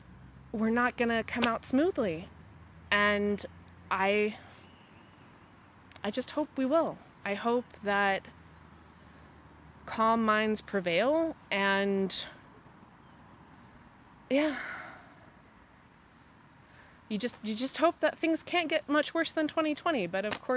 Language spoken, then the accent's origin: English; United States; moved away; my home country